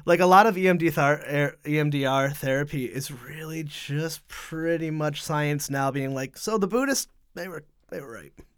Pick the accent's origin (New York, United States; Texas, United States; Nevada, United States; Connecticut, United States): Connecticut, United States; now in Providence, United States; I'm from Connecticut, so not far